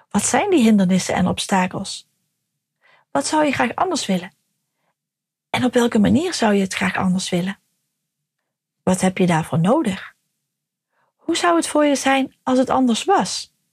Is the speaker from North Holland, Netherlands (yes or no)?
no; North Brabant, Netherlands; now in Harlingen, Netherlands; geboren en getogen in Brabant en inmiddels al jaren gelukkig in Harlingen.